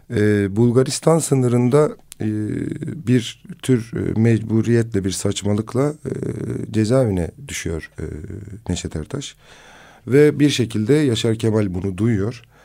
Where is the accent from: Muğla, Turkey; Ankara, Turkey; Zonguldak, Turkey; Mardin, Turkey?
Mardin, Turkey; Kızıltepe; memleketim olan Kızıltepe'ye